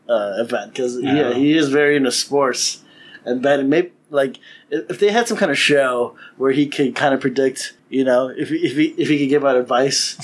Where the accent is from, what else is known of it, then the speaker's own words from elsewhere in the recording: Chicago, Illinois, United States; I grew up in Chicago